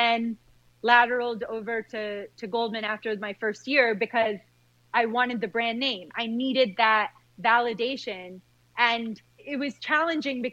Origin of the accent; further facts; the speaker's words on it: Michigan, United States; growing up in Michigan in the 90s